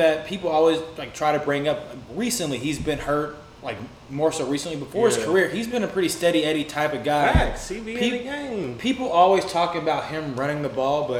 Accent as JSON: {"language": "English", "town": "Charlotte", "region": "North Carolina", "country": "United States", "tie": "born or raised there", "said": "I'm from Charlotte. I gotta stick with my hometown team."}